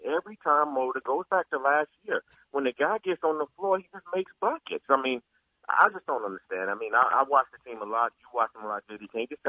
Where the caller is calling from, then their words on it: North Carolina, United States; I'm calling from North Carolina, actually, Jay